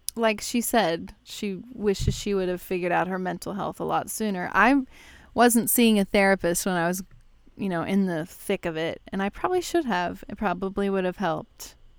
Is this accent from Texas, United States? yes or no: yes; Texas, United States; now in Chicago, United States; I moved to Chicago, obviously. I grew up in Texas